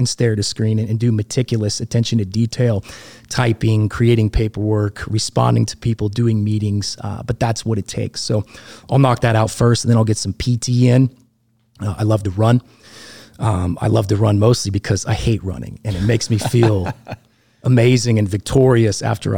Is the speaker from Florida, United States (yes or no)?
yes; Valparaiso, Florida, United States; born there; Yeah, I was born in Valparaiso, which is just outside of Eglin Air Force Base.